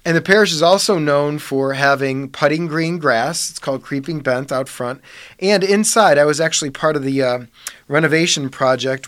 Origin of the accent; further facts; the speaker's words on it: Parma, Ohio, United States; I grew up on Thornton Drive, just three streets south of Saint Charles